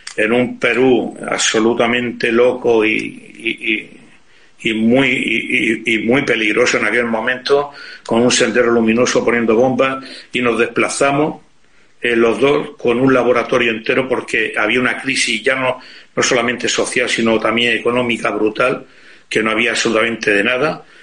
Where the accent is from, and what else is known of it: Spain